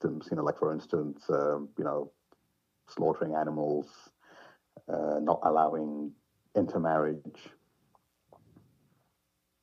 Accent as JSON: {"language": "English", "country": "Zimbabwe", "tie": "born or raised there", "moved": "as an adult", "lives_now": "Middlesbrough, United Kingdom", "said": "I was born in Zimbabwe 43 years ago and lived there until my mid-20s when I came to the United Kingdom, where I've lived"}